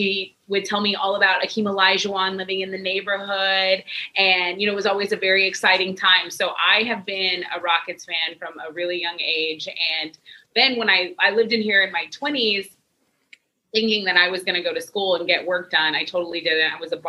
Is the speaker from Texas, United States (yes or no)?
yes; Corpus Christi, Texas, United States; also born or lived in Houston; growing up in Corpus Christi, that's really Cowboys, Spurs territory.